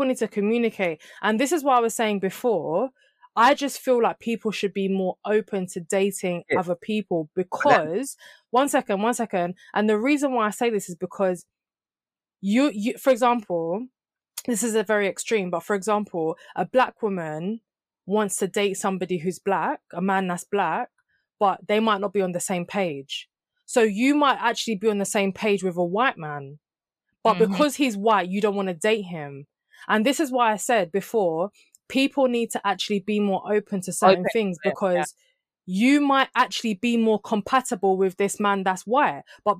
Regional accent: Jamaica; even I'm Jamaican, I could meet somebody that's been born in Jamaica and grown up in Jamaica. It doesn't mean we're the same culture.

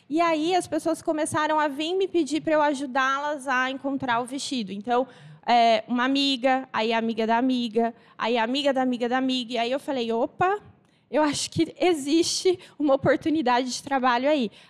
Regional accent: Assis, São Paulo, Brazil; moved away; Eu sou de Assis, mas eu me mudei daqui já faz mais de 20 anos, né?

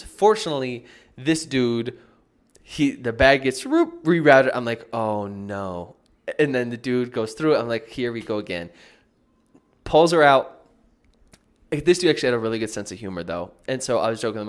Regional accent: United States; now in Medellin, Colombia; I'm back in the States now. It's, like, weird to not be home in my home country

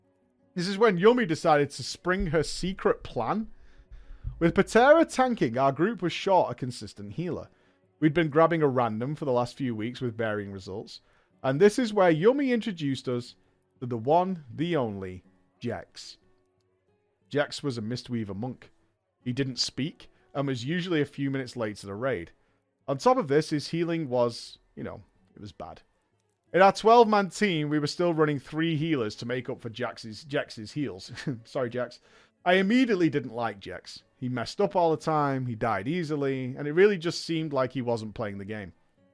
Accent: Florida, United States; Now, on a side note, I mentioned I was from Florida. Florida has a very large Latin population.

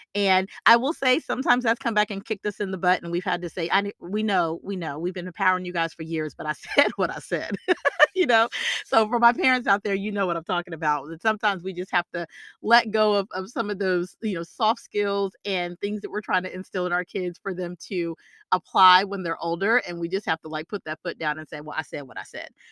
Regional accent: the South, United States; I'm from the South

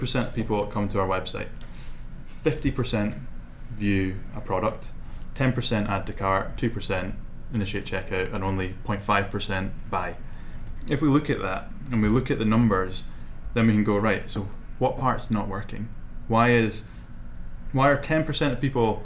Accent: Shetland Islands, Scotland, United Kingdom; moved away as an adult; also born or lived in Manchester; now in Edinburgh, United Kingdom; I grew up in the Shetland Islands

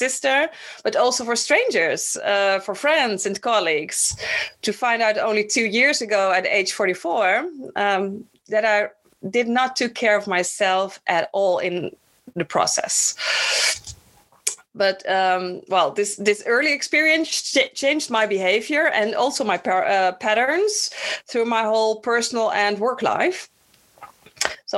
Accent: Netherlands; also born or lived in Bonaire; my personal story starts in Bonaire. I was born in the Dutch Antilles, and when I was 3, we moved to the Netherlands

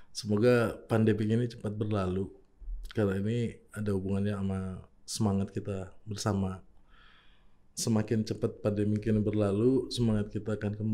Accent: Makassar, South Sulawesi, Indonesia; Tapi saya sendiri kalau tanyain orang Makassar karena saya lahir besar

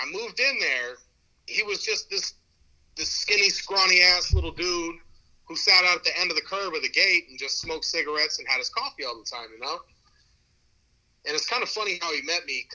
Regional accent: Santa Rosa, California, United States; I'm 37 from Santa Rosa, California. I'm in the North Bay, California, north of San Francisco. Been here my whole life

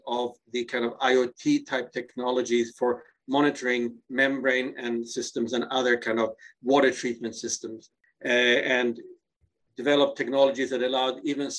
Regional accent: Gothenburg, Västra Götaland, Sweden; moved away; my hometown of Gothenburg, Sweden.

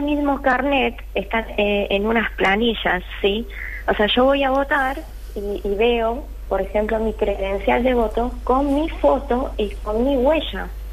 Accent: Bolivia; now in Argentina

